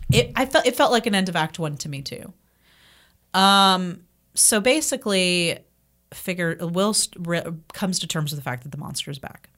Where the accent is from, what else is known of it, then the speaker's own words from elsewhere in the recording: Marietta, Georgia, United States; growing up in Marietta, 'cause that's where I'm from, Marietta